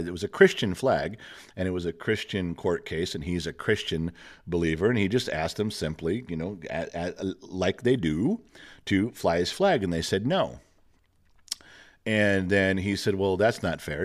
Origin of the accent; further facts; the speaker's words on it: United States; as an American